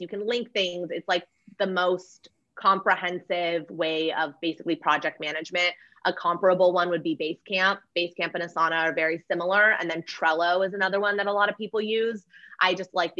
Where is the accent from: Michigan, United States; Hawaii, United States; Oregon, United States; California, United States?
California, United States; Los Angeles; I am